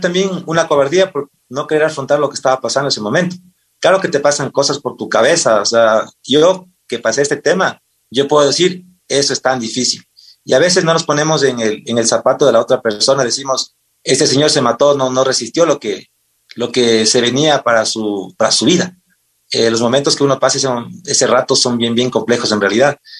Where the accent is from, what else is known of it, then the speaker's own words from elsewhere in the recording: Pangua, Cotopaxi, Ecuador; also born or lived in Quevedo, Los Ríos; Yo nací en la provincia de Los Ríos, en Quevedo, y toda mi vida hasta el colegio viví en el corazón en la provincia de, Cotopaxi, en el Cantón Pangua. Ahí estudié la escuela y el colegio.